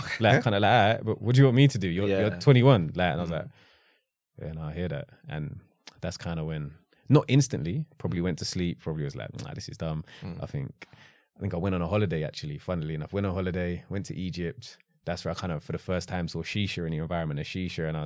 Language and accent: English; London, United Kingdom; South London.